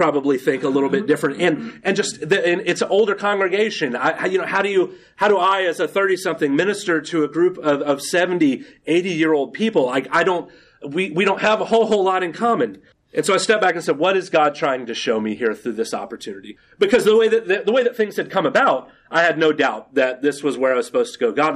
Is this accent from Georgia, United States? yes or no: yes; Atlanta, Georgia, United States; also born or lived in Sandy Springs, Georgia / Dawsonville, Georgia; I've been in the metro Atlanta area my whole life